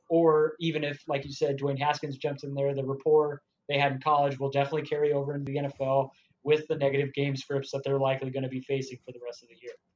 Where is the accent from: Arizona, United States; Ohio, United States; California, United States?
California, United States; San Diego; I'm from San Diego